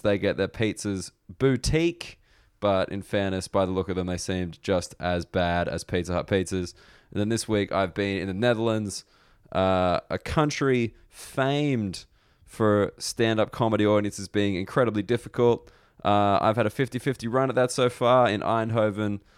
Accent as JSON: {"language": "English", "country": "Australia", "moved": "yes", "lives_now": "United Kingdom", "said": "as an Australian"}